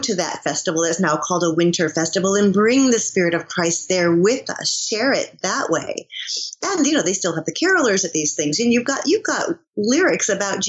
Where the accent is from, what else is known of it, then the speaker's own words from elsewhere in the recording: Michigan, United States; moved away; also born or lived in New York; I'm from Michigan